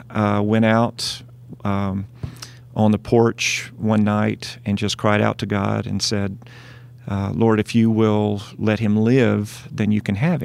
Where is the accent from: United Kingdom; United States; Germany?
United States; Dyersburg, Tennessee; Well, I'm originally from Dyersburg, Tennessee. I grew up in the South